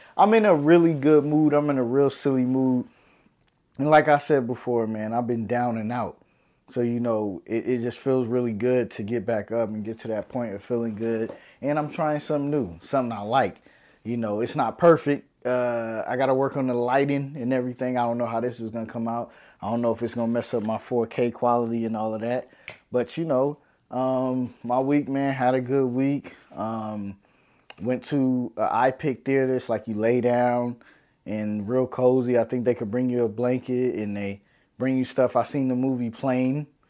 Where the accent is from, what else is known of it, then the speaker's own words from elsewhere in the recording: New York City, New York, United States; moved away; also born or lived in Harlem, New York City; I'm from New York City, baby. New York City, I'm Brooklyn born, Brookdale Hospital